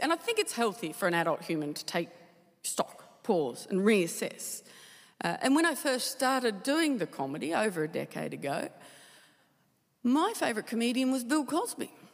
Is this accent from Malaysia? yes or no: no; Tasmania, Australia; I, I, love Tasmania. I, I, loved, I loved uh, growing up there